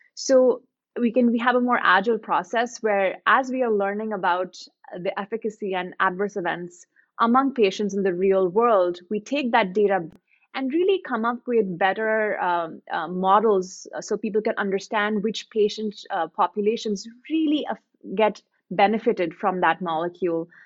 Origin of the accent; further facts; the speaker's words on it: India; coming from India, growing up in India